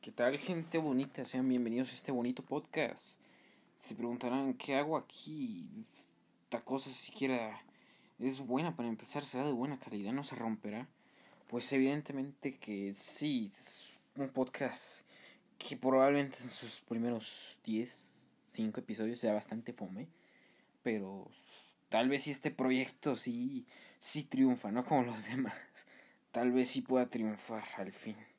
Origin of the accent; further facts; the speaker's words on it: Mexico; Somos mexicanos